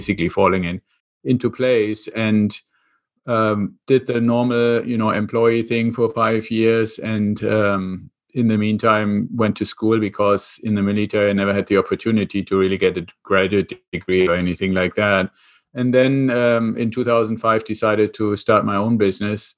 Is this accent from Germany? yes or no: yes; Germany; accent: German; English is a second language; moved away as an adult; now in United States; I'm originally from Germany, which is where the accent comes from. And I came over to the US about 25 years ago with the Air Force.